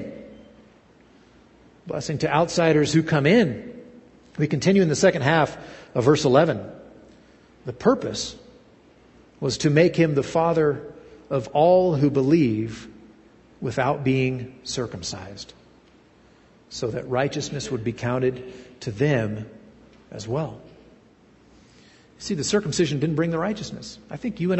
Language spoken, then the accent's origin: English; United States; also born or lived in Russia; I was operating as an American